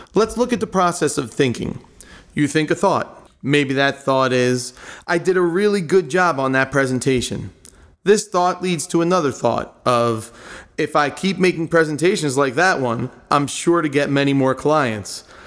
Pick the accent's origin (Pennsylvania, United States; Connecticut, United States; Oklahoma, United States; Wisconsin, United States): Pennsylvania, United States; Drexel Hill; I grew up in Drexel Hill, Pennsylvania, the heart of Delco